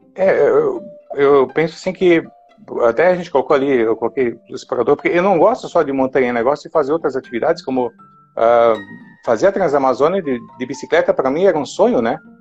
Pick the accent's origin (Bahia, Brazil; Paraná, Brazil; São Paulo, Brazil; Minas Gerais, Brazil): Paraná, Brazil; moved away as an adult; now in Jaraguá do Sul, Brazil; Na verdade, eu sou paranaense. É, moro aqui em Jaraguá do Sul há 31 anos, eu acho mas nasci, me criei lá no, no Paraná